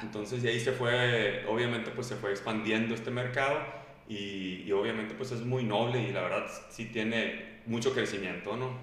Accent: Mexico

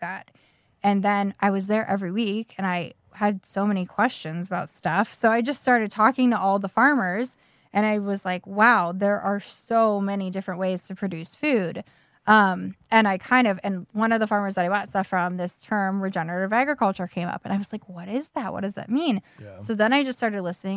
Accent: Pittsburgh, Pennsylvania, United States; moved away as an adult; also born or lived in Cincinnati / Chicago; now in Garrett County, United States; I'm from the Pittsburgh area, and I started working at Nordstrom there in college

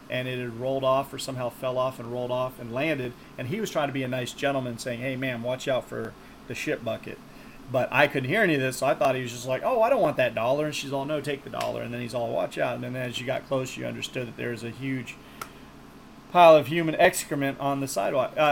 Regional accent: Texas, United States

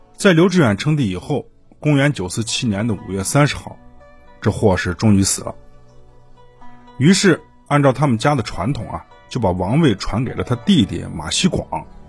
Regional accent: China; 我们中国人有信仰

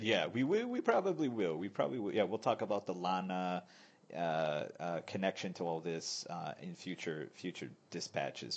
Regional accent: United States; also born or lived in northern Thailand; now in Thailand; I'm American

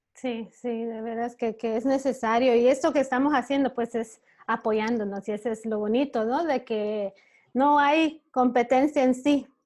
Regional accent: Belize; moved away as an adult; now in Chicago, United States; yo originalmente soy de Belice

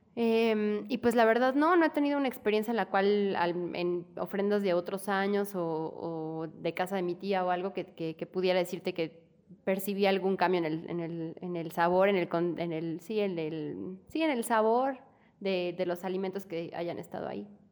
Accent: Mexico; como mexicanos

